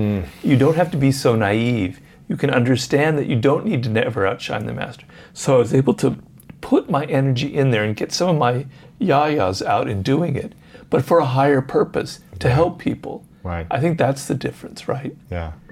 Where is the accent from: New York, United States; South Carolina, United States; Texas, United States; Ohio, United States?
Ohio, United States; Columbus; I'm from Columbus, but Ohio.